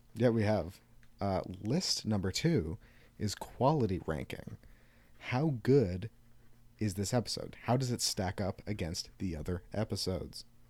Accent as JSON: {"language": "English", "country": "Canada", "said": "We're Canadian."}